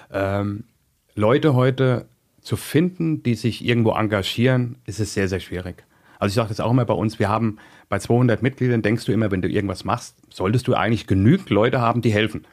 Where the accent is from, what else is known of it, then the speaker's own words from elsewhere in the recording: Mainz, Rhineland-Palatinate, Germany; also born or lived in Gau-Algesheim; ich bin in Mainz groß geworden